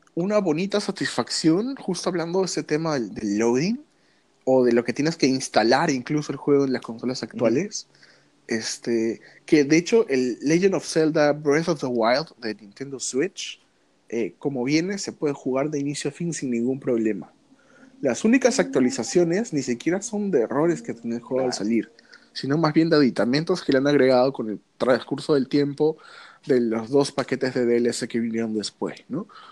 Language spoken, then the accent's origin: Spanish; Peru; acá como, peruano